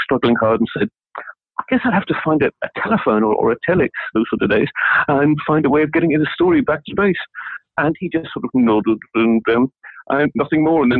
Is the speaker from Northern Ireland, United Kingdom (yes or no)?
yes; County Down, Northern Ireland, United Kingdom; moved away; also born or lived in Berlin; I was born in County Down